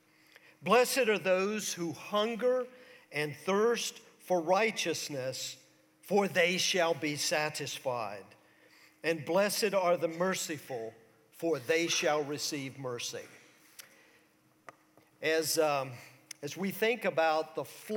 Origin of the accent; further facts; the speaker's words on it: St. Petersburg, Florida, United States; When I was in high school in St. Petersburg, Florida